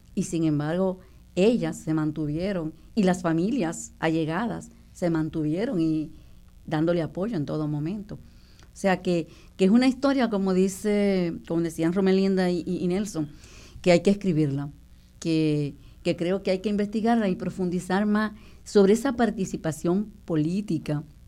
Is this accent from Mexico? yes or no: no; Dominican Republic; moved away as an adult; now in Puerto Rico; nosotros crecimos en la República Dominicana